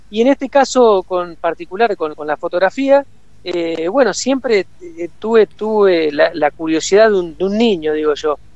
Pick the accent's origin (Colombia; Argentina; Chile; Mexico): Argentina; Córdoba; also born or lived in Santa Fe Province; soy oriundo del canal, y mi, en realidad en realidad mi padre viene de Rufino, que estás en Santa Fe, así que bueno, se puede decir que soy mitad santafesino, mitad cordobés